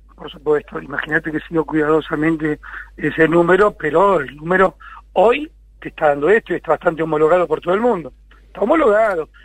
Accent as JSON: {"language": "Spanish", "country": "Argentina"}